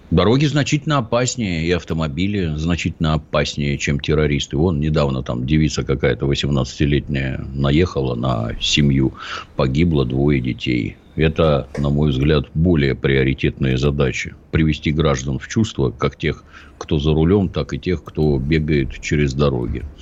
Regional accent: Ryazan, Ryazan Oblast, Russia; born there; Я родился в Рязани, это предмет особой гордости.

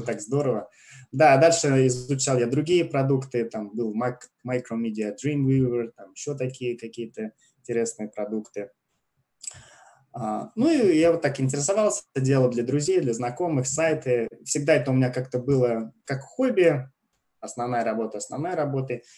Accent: Russia; moved away as an adult; now in Canada; я из России, переехал в Канаду три с половиной года назад, в конце 2016 года

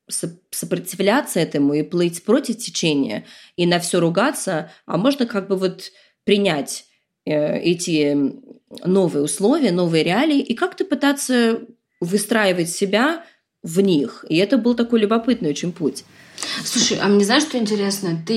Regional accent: New York, United States; born there; also born or lived in Moscow / London; Я действительно родилась в Нью-Йорке. Мы там прожили пару лет, потом приехали в Москву.

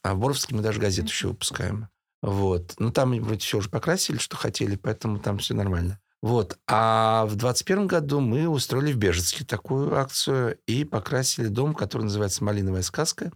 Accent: Russia; Да, я из России

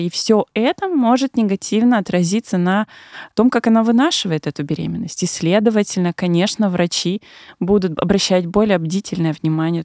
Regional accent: Siberia, Russia; moved away as an adult; now in Moscow, Russia; человек, который недавно переехал в Москву, я сама из Сибири

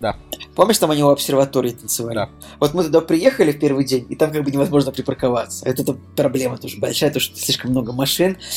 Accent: Russia; мы из России

